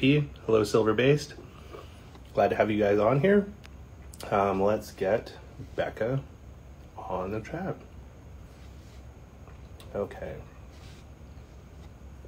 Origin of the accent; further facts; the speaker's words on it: Kimberley, British Columbia, Canada; moved away; also born or lived in Cranbrook; where I grew up in Kimberley